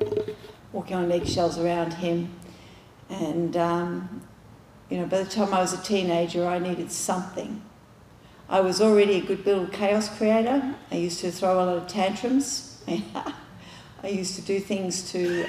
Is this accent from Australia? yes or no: yes; Australia; moved away; I'm Australian